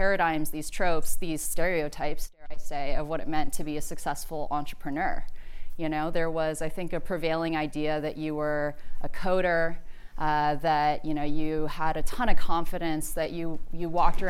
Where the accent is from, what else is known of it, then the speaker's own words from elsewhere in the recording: Birmingham, Alabama, United States; I'm from Birmingham, Alabama, deep south. I was one of two non-white people in my high school in a deeply segregated community.